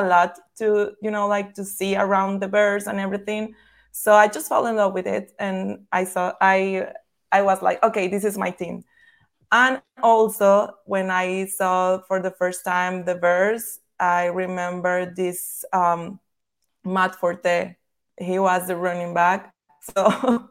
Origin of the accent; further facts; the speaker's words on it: Tamaulipas, Mexico; English is a second language; also born or lived in Chicago; I'm from Tamaulipas, which is in the north side of Mexico.